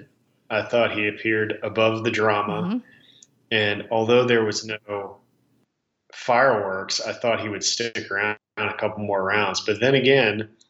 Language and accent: English; Southeast Texas, United States; I am from Southeast Texas